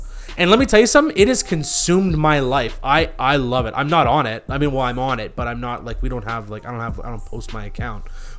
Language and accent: English; Canada; Could be because I'm Canadian and I say certain things weird.